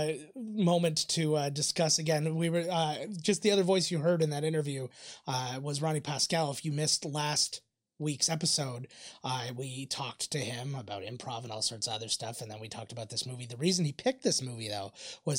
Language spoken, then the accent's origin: English; Canada; I'm Canadian.